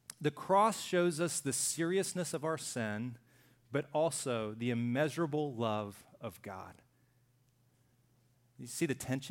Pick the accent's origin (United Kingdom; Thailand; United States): United States; Deep South; I grew up in the Deep South